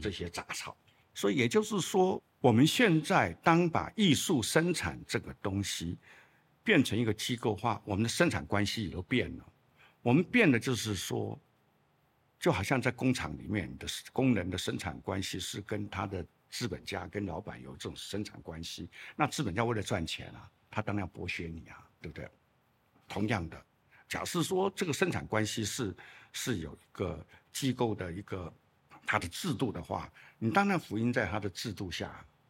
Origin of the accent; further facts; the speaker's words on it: Chiayi, Taiwan; moved away; also born or lived in Shandong (ancestry); 我小时候的住在嘉义